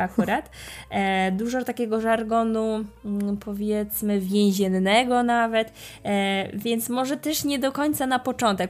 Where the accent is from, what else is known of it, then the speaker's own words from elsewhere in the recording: Poland; jestem Polką uczącą się hiszpańskiego